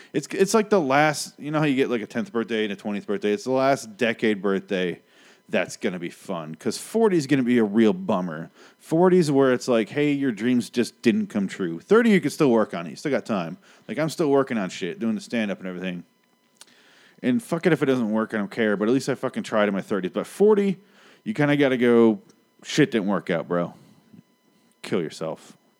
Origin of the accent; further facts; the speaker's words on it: Michigan, United States; now in Phoenix, United States; I grew up in Michigan, right around the lake